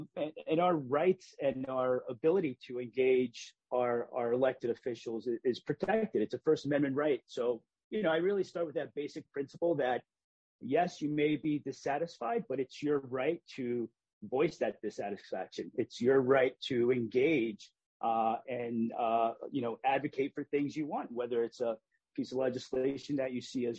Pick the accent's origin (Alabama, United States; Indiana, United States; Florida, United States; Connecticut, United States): Connecticut, United States; Hartford; What it's like to have been Puerto Rican growing up in Hartford and engaging the educational system.